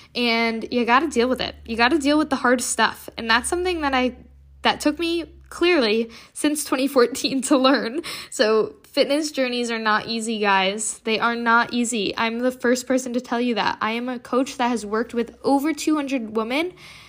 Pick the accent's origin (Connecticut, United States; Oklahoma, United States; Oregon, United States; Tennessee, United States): Connecticut, United States; So what happened was my friend was seeing this therapist and we are from Connecticut, so she was doing coastal Connecticut counseling.